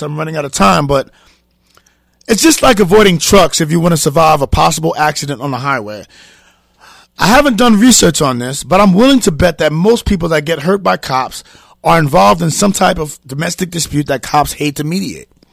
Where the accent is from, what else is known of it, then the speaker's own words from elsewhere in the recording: New York City, New York, United States; I'm from Harlem